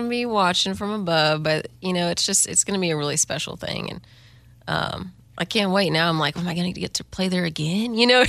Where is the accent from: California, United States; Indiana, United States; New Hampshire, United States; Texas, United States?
Texas, United States; Texas is my foundation, you know. I'm also just, I feel like, one of those proud Texans, as any Texan is. But even just, like, growing up on the ranch or playing triple fiddles in a Western swing band across Texas